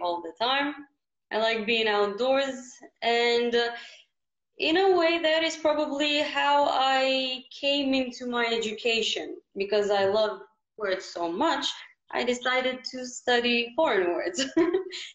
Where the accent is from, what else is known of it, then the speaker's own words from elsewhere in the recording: Ohrid, North Macedonia; I'm very lucky to have been born in Ohrid